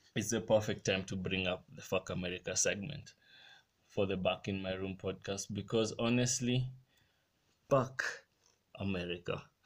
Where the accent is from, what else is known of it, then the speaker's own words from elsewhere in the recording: Kenya; my country right now in kenya